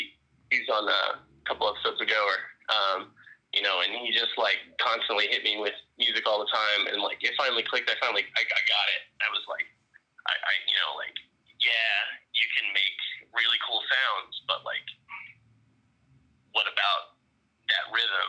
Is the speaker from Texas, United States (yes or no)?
yes; Dallas, Texas, United States; I'm from Dallas, Texas.